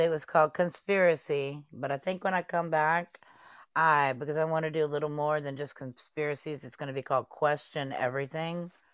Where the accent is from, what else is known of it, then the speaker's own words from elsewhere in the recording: Dallas, Texas, United States; now in New Orleans, United States; I'm from Dallas, Texas, but I live in New Orleans.